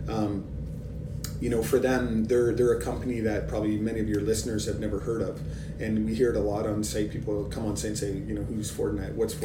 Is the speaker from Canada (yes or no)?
yes; Canada; as a Canadian and working, you know, in this industry